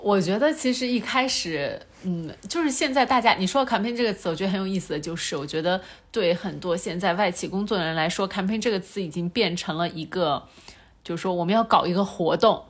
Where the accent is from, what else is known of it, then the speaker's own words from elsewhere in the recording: China; moved away; also born or lived in United States; 咱们中国人民